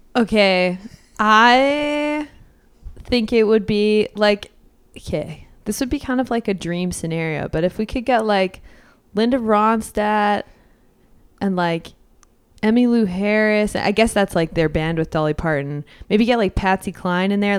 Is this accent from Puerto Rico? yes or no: no; Edmonton, Alberta, Canada; born and raised in Edmonton